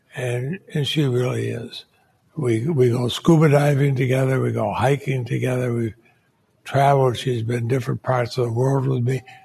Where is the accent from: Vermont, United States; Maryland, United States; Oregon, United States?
Vermont, United States; Montpelier; I grew up in Montpelier, Vermont.